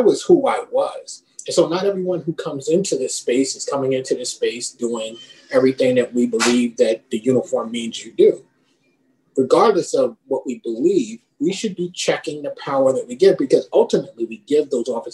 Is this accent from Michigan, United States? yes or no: no; New York City, New York, United States; now in Connecticut, United States; when I was a kid, I grew up in the Bronx